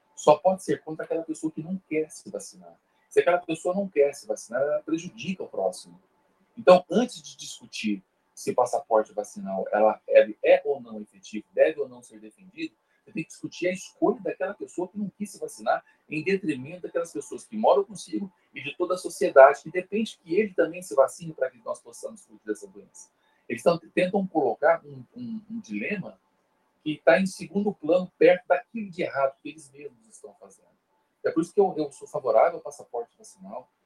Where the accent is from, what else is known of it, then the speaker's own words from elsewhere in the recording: São Paulo, Brazil; eu sou de São Paulo